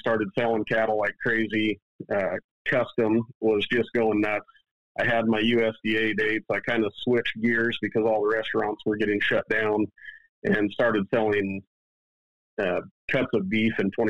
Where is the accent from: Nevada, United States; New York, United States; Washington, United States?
Washington, United States; I grew up on the west side of the mountains in Washington State